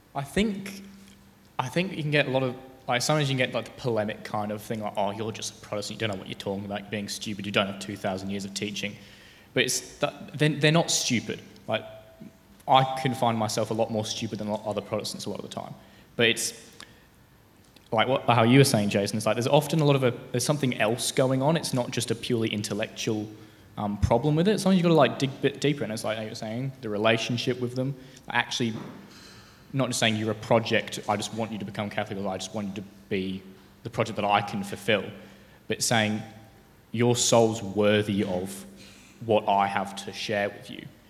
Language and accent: English; Tasmania, Australia; I'm from Tasmania.